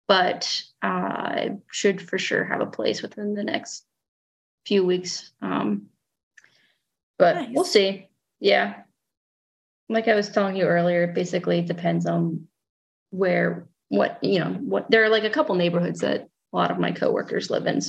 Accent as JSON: {"language": "English", "country": "United States", "moved": "as an adult", "lives_now": "Italy", "said": "being American"}